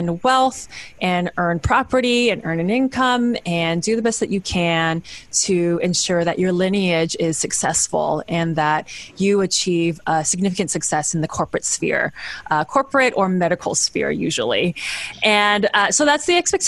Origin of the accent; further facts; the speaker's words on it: Bay Area, California, United States; also born or lived in Kenya / Zambia; I am a third generation Chinese American, born and raised in the Bay Area